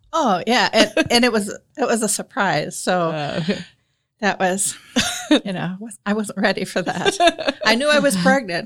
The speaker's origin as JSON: {"language": "English", "region": "South Dakota", "country": "United States", "tie": "born or raised there", "also_born_or_lived": "Indianapolis, Indiana", "moved": "as an adult", "lives_now": "Marion, United States", "said": "I grew up in South Dakota"}